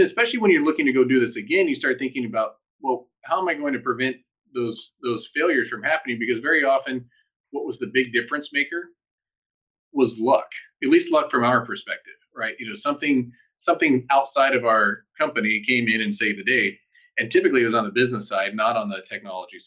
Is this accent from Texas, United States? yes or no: yes; El Paso, Texas, United States; moved away as an adult; also born or lived in San Diego; I grew up in El Paso, Texas